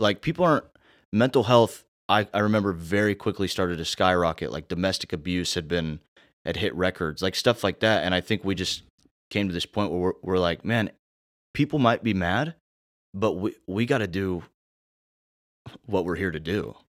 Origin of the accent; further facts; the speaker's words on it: Indiana, United States; now in South Carolina, United States; I'm from Indiana.